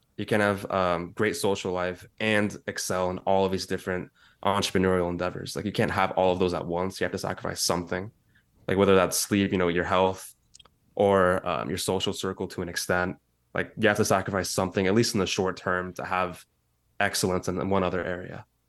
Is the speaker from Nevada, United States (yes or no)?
no; San Francisco Bay Area, California, United States; also born or lived in East Bay / San Diego; my entire life. So I grew up mainly in the Bay Area, the San Francisco Bay Area.